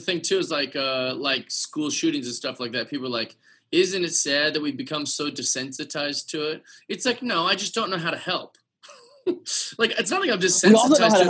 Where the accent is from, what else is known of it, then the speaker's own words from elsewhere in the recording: Seattle, Washington, United States; I grew up in Seattle